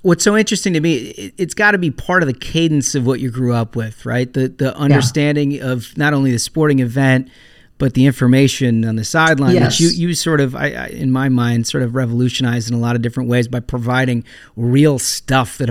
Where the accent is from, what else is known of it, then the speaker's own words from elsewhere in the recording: Minnesota, United States; as a Minnesotan, had a ton of pride